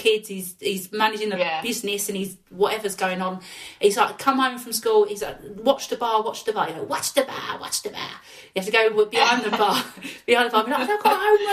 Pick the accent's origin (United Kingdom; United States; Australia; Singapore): United Kingdom; London; accent: Cockney; also born or lived in Stepney / Leyton; I was brought up in Forest Gate. Yeah, I was born within the sound of the Bow Bells